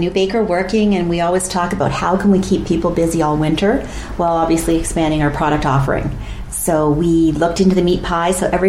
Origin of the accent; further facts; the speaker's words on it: Bradford, Ontario, Canada; and I come from Bradford.